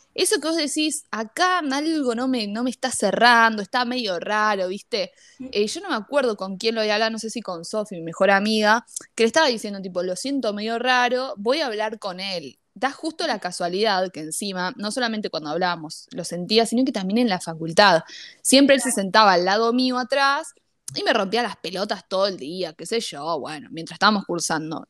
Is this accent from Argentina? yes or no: yes; Lanús, Buenos Aires Province, Argentina; el tema de ser de zona sur fue lo que nos unió